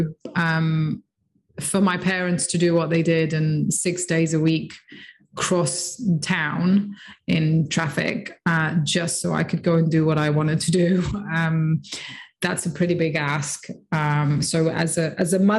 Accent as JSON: {"language": "English", "town": "Nicosia", "region": "Nicosia District", "country": "Cyprus", "tie": "born or raised there", "said": "I grew up in Nicosia in Cyprus, so a small island in the Med."}